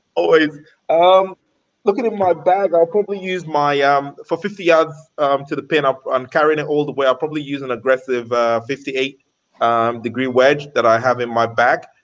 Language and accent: English; London, United Kingdom; now in Qatar; I was growing up in London